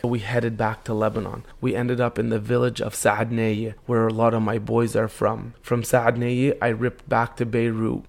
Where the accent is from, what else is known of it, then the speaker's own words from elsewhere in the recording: Canada; I'm born and raised in Canada